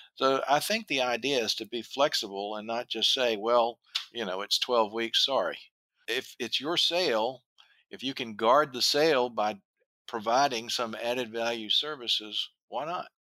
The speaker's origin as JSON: {"language": "English", "region": "the South", "country": "United States", "said": "I'm from the South"}